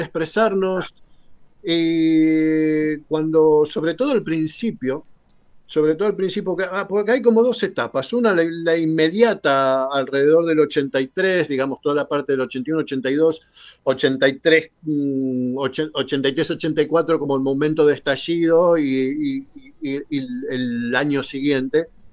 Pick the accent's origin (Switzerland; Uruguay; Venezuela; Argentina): Argentina; moved away as an adult; Cuando yo me fui de Argentina la primera vez, allí por el 91